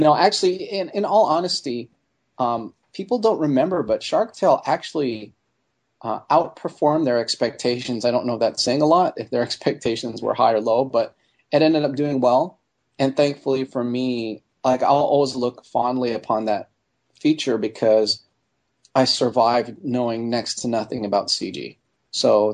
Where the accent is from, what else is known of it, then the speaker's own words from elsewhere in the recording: Montreal, Quebec, Canada; moved away as an adult; growing up in Montreal and seeing National Film Board animation on television all the time